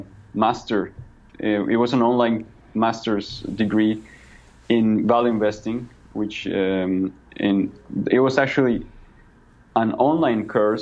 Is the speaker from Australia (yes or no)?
no; Villavicencio, Meta, Colombia; now in Bogotá, Colombia